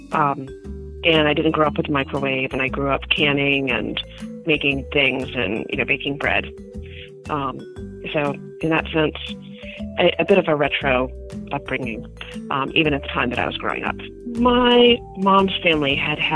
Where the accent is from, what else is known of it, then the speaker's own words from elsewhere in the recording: Durham, North Carolina, United States; moved away; also born or lived in Westchester County, New York; I grew up in Durham, North Carolina.